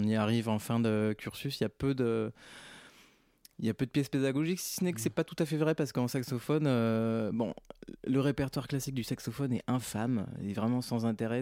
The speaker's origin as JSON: {"language": "French", "region": "Provence-Alpes-Côte d'Azur", "country": "France", "tie": "born or raised there", "moved": "yes", "said": "je suis né dans les Hautes-Alpes donc, euh, bah, j'habitais dans les Hautes-Alpes et donc j'étais au conservatoire dans les Hautes-Alpes"}